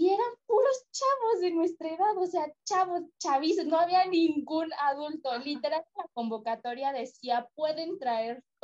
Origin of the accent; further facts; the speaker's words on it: Mendoza, Argentina; Yo llego desde mi pueblo de Mendoza a Buenos Aires, porque de ahí salía el tour.